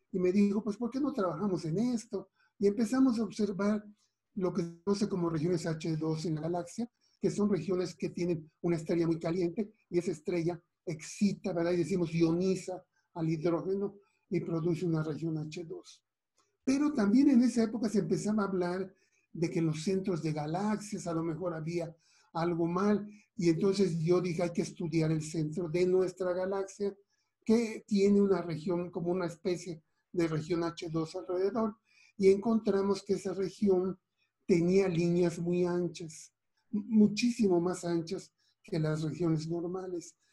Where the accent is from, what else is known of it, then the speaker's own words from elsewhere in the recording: Mérida, Yucatán, Mexico; Yo soy originario de Mérida, Yucatán